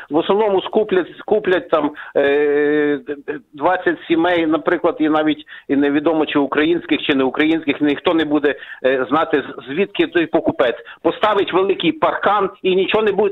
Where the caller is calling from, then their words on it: Warsaw, Masovian Voivodeship, Poland; я з Варшави дзвоню.